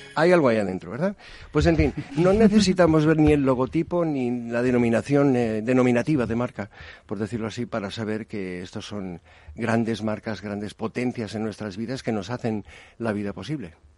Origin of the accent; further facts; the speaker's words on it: United States; en Estados Unidos, soy estadounidense